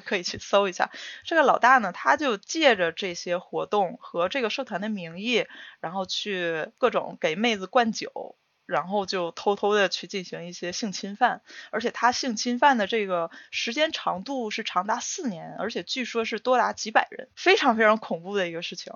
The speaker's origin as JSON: {"language": "Chinese", "region": "Northeast China", "country": "China", "moved": "as an adult", "lives_now": "Japan", "said": "我是东北人嘛，就嗯。东北那边喝酒是很，挺狠的"}